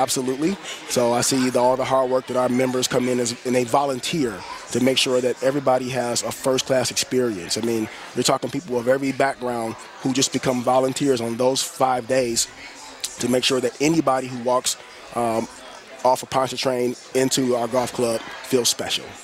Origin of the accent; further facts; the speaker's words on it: Detroit, Michigan, United States; I'm a lifelong Detroiter, born and raised on the West Side